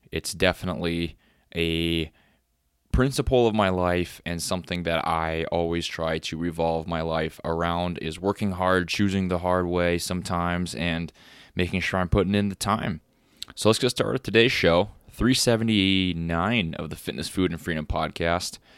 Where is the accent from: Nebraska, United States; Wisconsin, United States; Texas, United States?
Texas, United States; moved away; And since I moved to North Dakota from Texas and um, been living on a farm